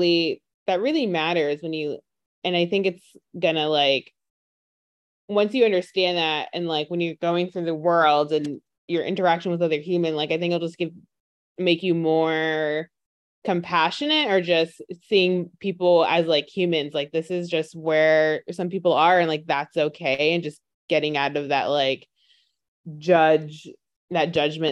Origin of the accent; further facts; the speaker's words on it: New York, United States; I'm from New York, and I don't know, bodegas, they're just essentially like your convenience market, but I always grew up saying bodega